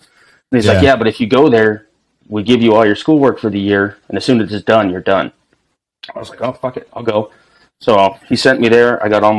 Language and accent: English; Marshfield, Wisconsin, United States; So I grew up in Marshfield, Wisconsin, smack dab center of the state. I don't know. It was a small town growing up. But I guess it's kind of big. It's 20,000 people.